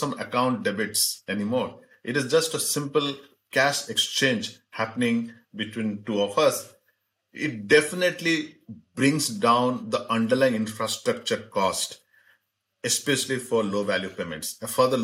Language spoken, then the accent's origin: English; Singapore; I'm a Singaporean.